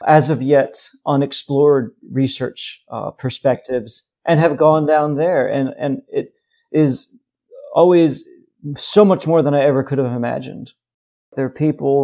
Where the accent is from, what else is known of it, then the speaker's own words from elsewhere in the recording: United States; I was an American with absolutely no connection to the region